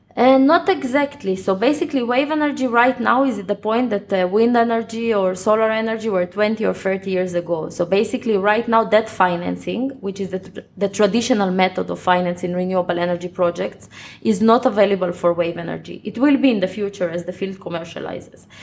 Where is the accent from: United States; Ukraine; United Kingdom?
Ukraine; now in Israel; I live in Israel, uh, but I was born in Ukraine in 1986.